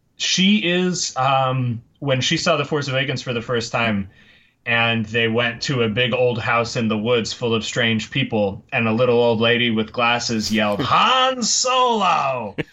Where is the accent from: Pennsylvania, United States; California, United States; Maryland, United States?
Pennsylvania, United States; Tamaqua; now in Los Angeles, United States; originally from Tamaqua, Pennsylvania, and if you won't hold that against me, I'll tell you that I now live in Los Angeles.